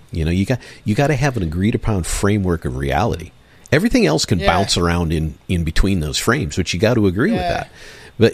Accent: Michigan, United States; I grew up in Michigan.

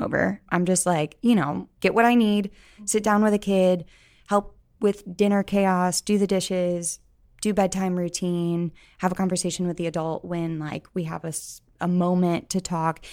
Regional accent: St. Louis, Missouri, United States; moved away as an adult; now in Columbia, United States; I am from Saint Louis, but I came to Columbia for school

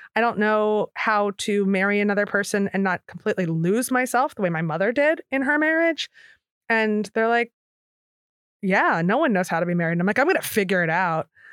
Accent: Philadelphia, Pennsylvania, United States; moved away as an adult; also born or lived in New York / San Francisco; I'm from Philly

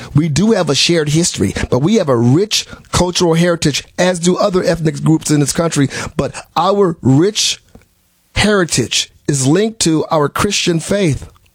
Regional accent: Milwaukee, Wisconsin, United States; moved away; I was from I'm from Milwaukee, Wisconsin originally.

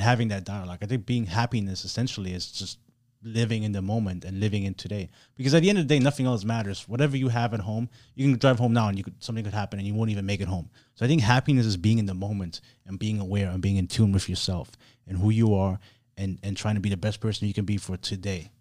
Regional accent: Germany; now in Miami, United States; I was born and raised in Germany. I grew up super progressive

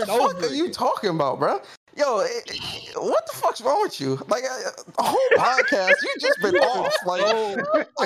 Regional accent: New York, United States; I'm from New York

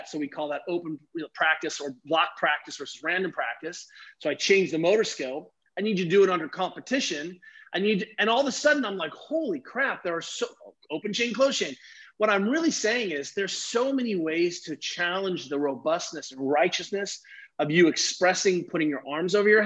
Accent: Germany; I grew up racing skiing in Germany

